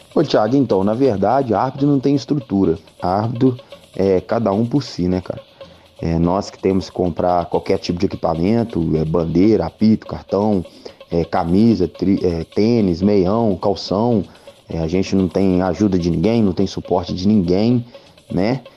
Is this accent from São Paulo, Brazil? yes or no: no; Belo Horizonte, Minas Gerais, Brazil; now in São João del-Rei, Brazil; eu sou de Belo Horizonte